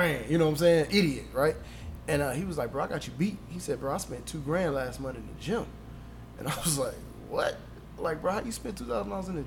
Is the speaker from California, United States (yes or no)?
no; Anderson, Indiana, United States; I'm from Anderson, Indiana